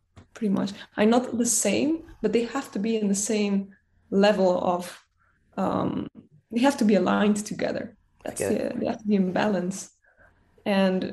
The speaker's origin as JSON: {"language": "English", "country": "Netherlands", "said": "I'm from the Netherlands, so it's kind of, I mean, I'm half Spanish, but I am Dutch"}